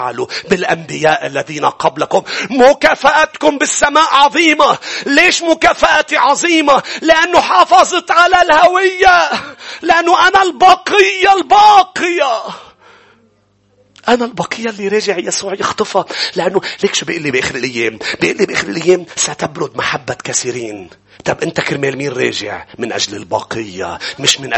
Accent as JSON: {"language": "Arabic", "country": "Lebanon", "said": "كانوا يسموني كان في اشخاص تقول لي انت انت لبناني ام صيني كانوا عيوني بعد اكثر كنت انجرح انه لا انا لبناني"}